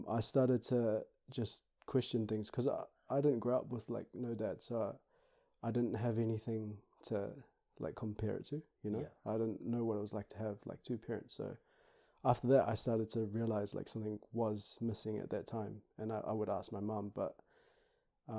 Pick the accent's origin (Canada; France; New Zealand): New Zealand; Auckland; also born or lived in Brisbane, Australia; I was born in Brisbane, raised in Auckland, New Zealand.